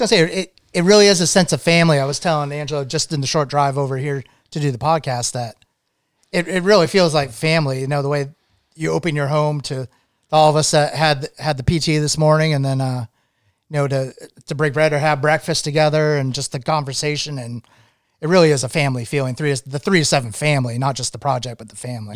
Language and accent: English; Maine, United States; moved away as an adult; also born or lived in Vermont / New England; Uh, I grew up in Maine. I grew up, actually grew up as a, as a child on an island on the coast of Maine.